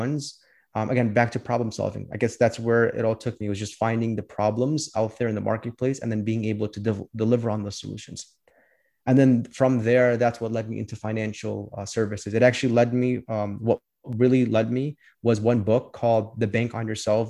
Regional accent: Chicago, Illinois, United States; I was born and raised here in Chicago. I lived here my whole life

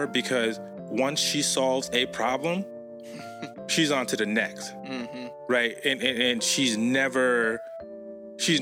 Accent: Northeast, United States; I grew up in the Northeast, right? So, like, I have family between New York and Massachusetts, as well as in Providence, Rhode Island

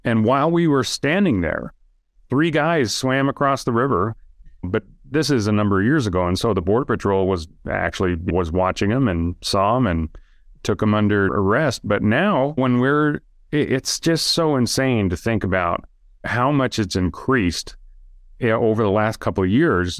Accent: Idaho, United States; now in Utah, United States; I live in Utah now. I grew, but I grew up in Idaho

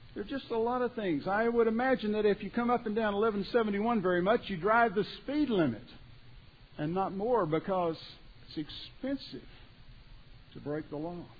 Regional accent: Beaumont, Texas, United States; I grew up down around Beaumont, Texas.

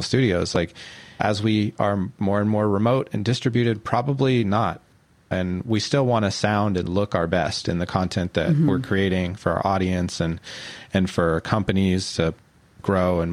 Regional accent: Central Valley, California, United States; moved away as an adult; now in Oakland, United States; I'm from California. I grew up in the Central Valley and been out here for a few years

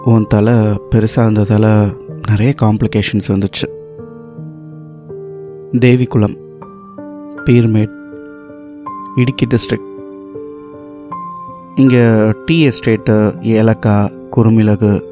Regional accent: Salem, Tamil Nadu, India; born there; ஆயிரத்தி தொள்ளாயிரத்தி அறுபத்தெட்டு மே பதினாறாம் தேதி சேலமில் பிறந்தேன்

